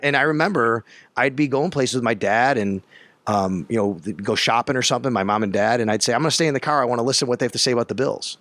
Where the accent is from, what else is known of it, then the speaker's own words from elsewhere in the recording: Buffalo, New York, United States; moved away as an adult; also born or lived in Florida / Syracuse; I grew up in Buffalo